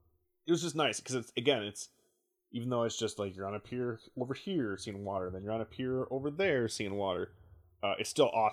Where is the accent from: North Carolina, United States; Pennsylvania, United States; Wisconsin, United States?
Wisconsin, United States; Asked the guy behind the counter, hey man, I'm from Wisconsin.